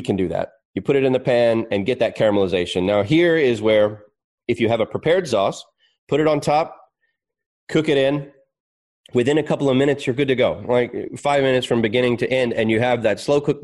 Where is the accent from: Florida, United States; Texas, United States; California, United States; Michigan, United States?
Texas, United States; also born or lived in Melbourne, Australia; now in Australia; I'm Texan